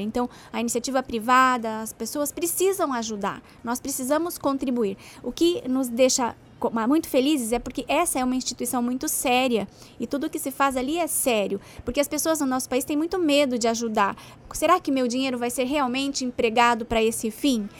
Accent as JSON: {"language": "Portuguese", "region": "Paraná", "country": "Brazil", "said": "eu sou do Paraná, então por isso eu falo do Paraná"}